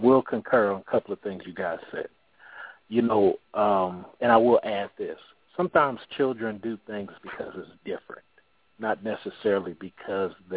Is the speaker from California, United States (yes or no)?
yes; California, United States; I'm from Cali.